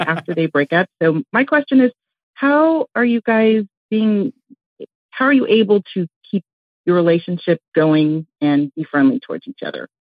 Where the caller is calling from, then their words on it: Northern California, United States; I'm calling from California, NorCal